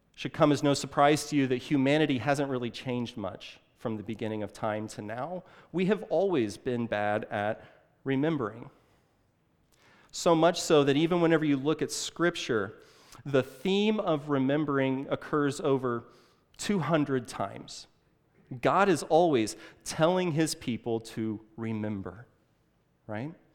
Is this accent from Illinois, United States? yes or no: yes; Illinois, United States; now in Saint Louis, United States; I grew up in Illinois, uh, just a couple of, a couple of hours across the river, uh, just, uh, east on sixty-four